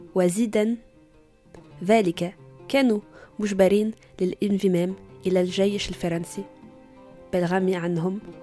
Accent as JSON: {"language": "Arabic", "country": "Tunisia", "moved": "yes", "lives_now": "Paris, France", "said": "وأنا تونسية بس عايشة بباريس"}